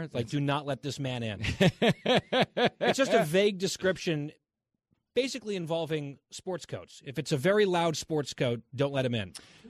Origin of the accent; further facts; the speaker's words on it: New Jersey, United States; I am from New Jersey.